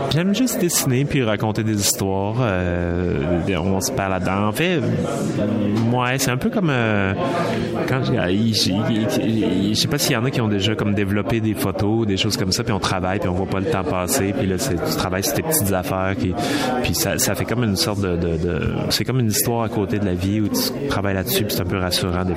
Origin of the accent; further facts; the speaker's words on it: Saguenay, Quebec, Canada; je viens du Saguenay